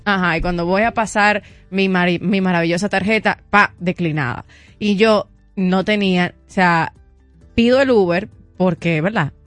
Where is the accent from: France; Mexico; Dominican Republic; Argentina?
Dominican Republic; a mí nunca me habían atracado aquí en el país